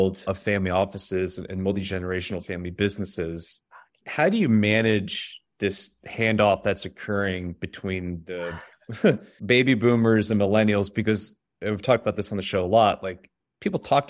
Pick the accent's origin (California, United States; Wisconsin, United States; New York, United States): New York, United States; now in Nashville, United States; I'm from New York